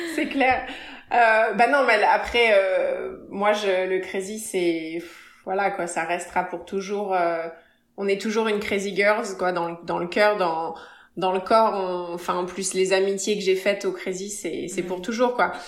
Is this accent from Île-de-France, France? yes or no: yes; Paris, Île-de-France, France; moved away as an adult; also born or lived in Évry / Nice / Cannes / Las Vegas; now in Los Angeles, United States; Je suis née plus exactement à Évry et j'ai vécu à Paris jusqu'à 12, 12, 13 ans. Et à partir de 12, 13 ans, j'ai déménagé